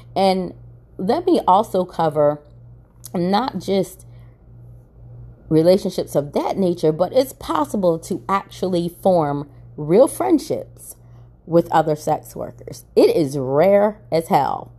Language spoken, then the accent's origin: English; Maryland, United States; now in Atlanta, United States; I'm originally from Maryland